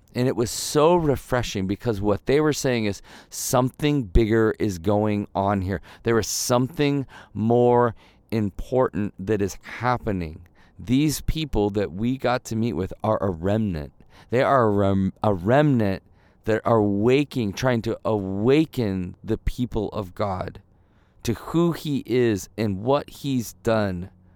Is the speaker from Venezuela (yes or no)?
no; Midwest, United States; moved away; when I grew up in the Midwest